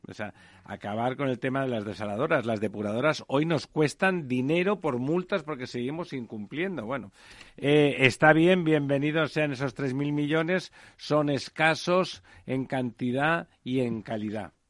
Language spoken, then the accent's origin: Spanish; Catalonia, Spain; Yo soy catalán de los constitucionalistas